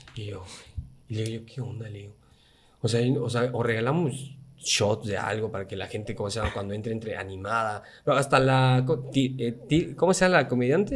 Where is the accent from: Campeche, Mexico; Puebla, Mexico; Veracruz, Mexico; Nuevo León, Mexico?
Campeche, Mexico; soy el único de Campeche